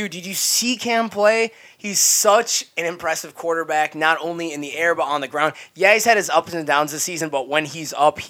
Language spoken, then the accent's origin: English; Minnesota, United States; I am from Minnesota